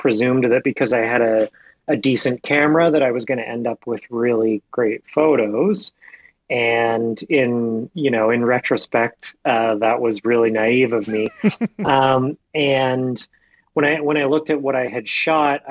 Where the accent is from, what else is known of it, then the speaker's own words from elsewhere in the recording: Atlantic Canada, Canada; moved away as an adult; now in Ottawa, Canada; when I was a young teenager growing up in Atlanta, Canada